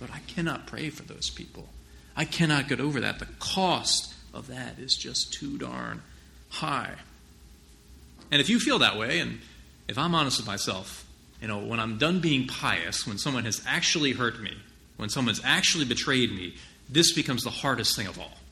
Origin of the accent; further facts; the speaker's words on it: New Jersey, United States; I'm just from New Jersey